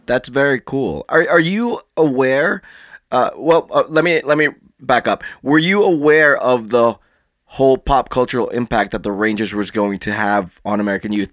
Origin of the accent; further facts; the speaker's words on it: Philippines; I'm I'm Filipino